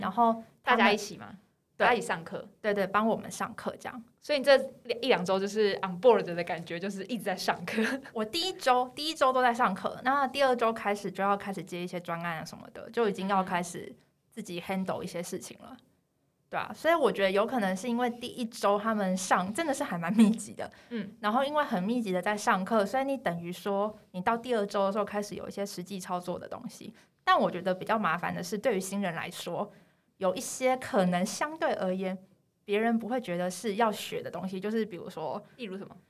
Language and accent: Chinese; Taiwan; 一听到我们是台湾人